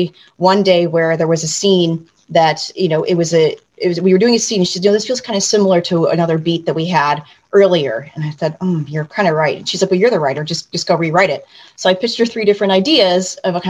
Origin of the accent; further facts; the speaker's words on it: Syracuse, New York, United States; moved away as an adult; also born or lived in Los Angeles; I'm from Syracuse, New York, and that's where, you know, I actually started